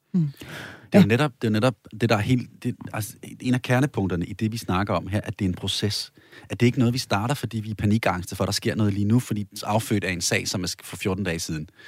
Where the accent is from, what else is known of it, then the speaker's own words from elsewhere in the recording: Denmark; moved away; hvor jeg er vokset op i provinsen